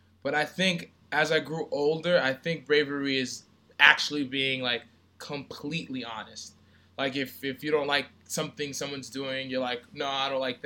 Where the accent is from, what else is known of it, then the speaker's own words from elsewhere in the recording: Brentwood, New York, United States; I grew up in Brentwood, Long Island